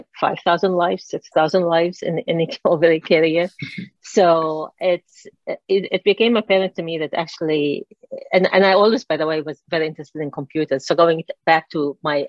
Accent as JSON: {"language": "English", "country": "Lebanon", "tie": "born or raised there", "moved": "as an adult", "said": "I grew up in Lebanon."}